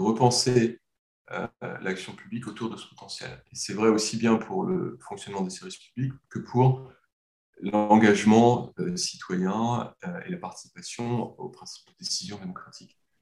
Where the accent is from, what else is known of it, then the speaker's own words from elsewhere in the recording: France; en tant que Français